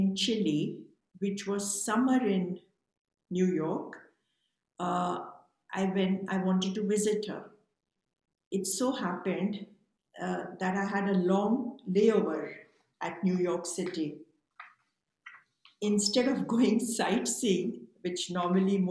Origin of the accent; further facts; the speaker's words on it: India; also born or lived in Mumbai; I was born in India, and growing up, I wanted to be a scientist.